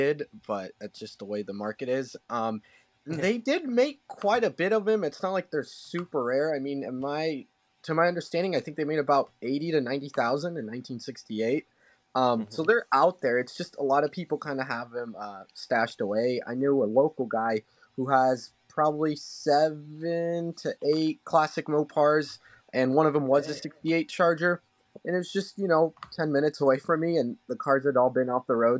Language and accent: English; Sonoma County, Northern California, United States; I'm from Northern California, Sonoma County to be exact